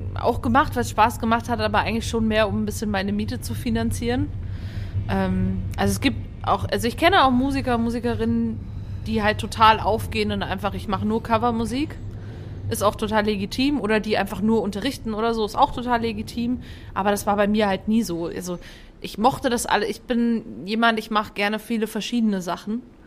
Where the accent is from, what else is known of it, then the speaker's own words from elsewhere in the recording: Fulda, Hesse, Germany; ich komme ja aus Fulda